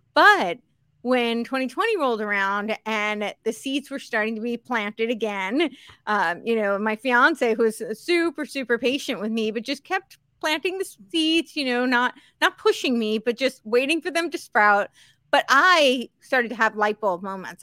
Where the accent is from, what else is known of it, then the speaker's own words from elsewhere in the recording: Northeast, United States; also born or lived in Santa Monica, California; now in Tennessee, United States; I grew up on the East Coast, so the Northeast